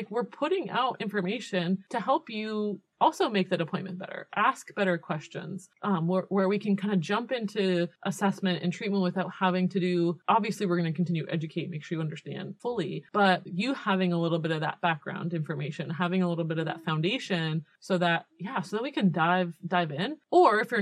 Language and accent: English; Canada; I'm Canadian.